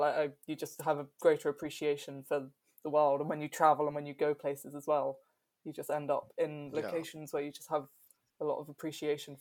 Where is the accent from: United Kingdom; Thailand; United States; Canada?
United Kingdom; London; I grew up in London